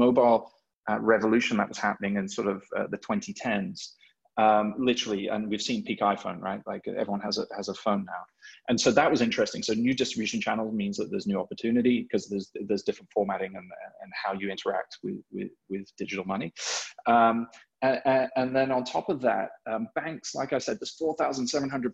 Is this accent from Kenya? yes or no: no; England, United Kingdom; also born or lived in Hong Kong; now in New York, United States; I'm English, but I've lived here for a significant amount of time.